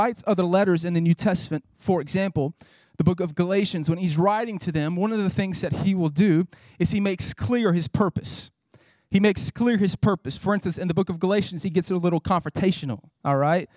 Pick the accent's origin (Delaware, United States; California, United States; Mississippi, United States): Mississippi, United States; Northeast; I grew up Pentecostal back in Northeast Mississippi